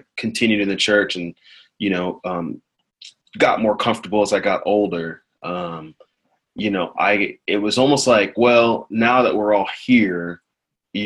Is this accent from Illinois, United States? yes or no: no; Columbia, Missouri, United States; I grew up in Missouri, Columbia, Missouri, and I grew up in the church. And my parents are immigrants. They're from Nigeria.